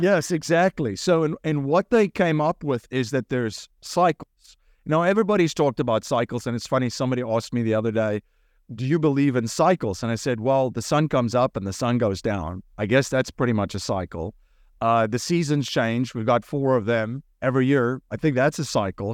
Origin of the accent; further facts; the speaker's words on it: South Africa; moved away as an adult; now in United States; I grew up in, in South Africa